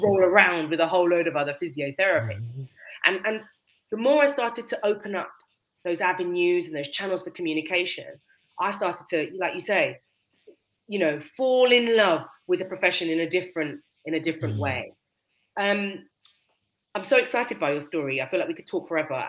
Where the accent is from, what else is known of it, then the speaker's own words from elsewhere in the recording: United Kingdom; in our culture as British people